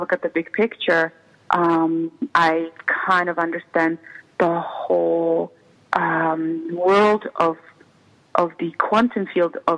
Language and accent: English; Czechia; English is a second language; moved away as an adult; now in United States; I was raised in the former Czechoslovakia that eventually split out and ended up being Czech Republic and Slovakia. So I was born in the Czech part.